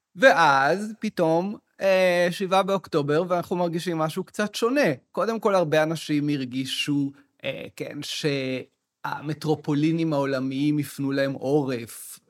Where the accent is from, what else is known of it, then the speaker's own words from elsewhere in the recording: Arava, Southern District, Israel; now in Tel Aviv, Israel; אני בא בעצמי מהספר, גדלתי בערבה בכלל